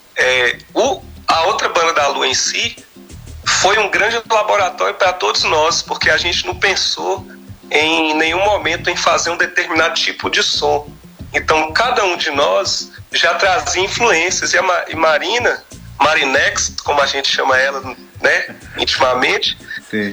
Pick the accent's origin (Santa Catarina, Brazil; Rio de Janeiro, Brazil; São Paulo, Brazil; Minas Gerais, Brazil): Minas Gerais, Brazil; Almenara; moved away as an adult; now in Montes Claros, Brazil; eu sou nascido natural de Almenara, Almenara. lá no Baixo Vale do Jequitinhonha, mas sou residente em Montes Claros há muitos anos já